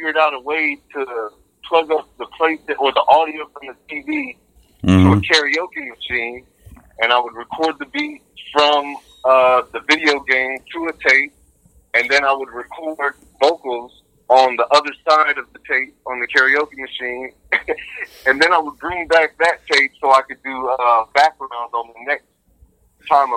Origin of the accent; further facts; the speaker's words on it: 757 Virginia, United States; moved away as an adult; also born or lived in New York / Dallas, Texas / Arlington, Texas; raised in Virginia